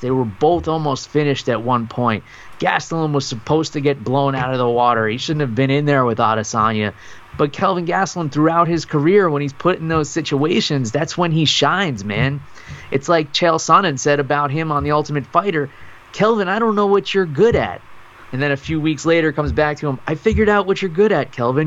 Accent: New York, United States; moved away; my hometown in New York

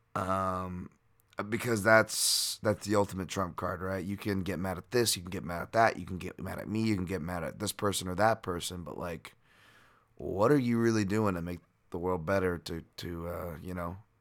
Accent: Hawaii, United States; being from Hawaii

